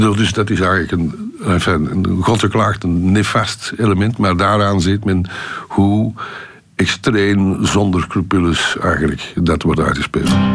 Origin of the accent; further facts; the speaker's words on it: Antwerp, Flanders, Belgium; ik als geboren Antwerpenaar